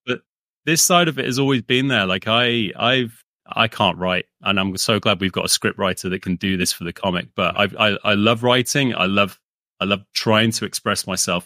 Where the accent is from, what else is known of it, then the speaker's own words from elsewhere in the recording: United Kingdom; also born or lived in London; we grew up with UK comics and yep. subscriptions to like sort of the weekly kind of stuff that kids would get over here.